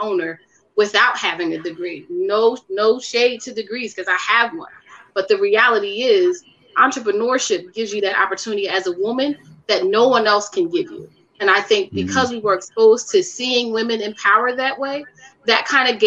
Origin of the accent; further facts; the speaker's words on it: Philadelphia, Pennsylvania, United States; I'm from North Philly, you know, so wasn't a lot of entrepreneurship, you know, people in that space that were women.